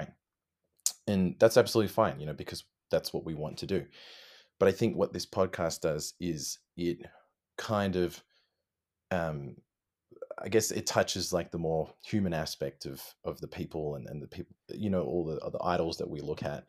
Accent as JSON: {"language": "English", "town": "Sydney", "region": "New South Wales", "country": "Australia", "tie": "born or raised there", "also_born_or_lived": "Melbourne, Australia", "moved": "as an adult", "said": "I'm originally from, I was born in Sydney"}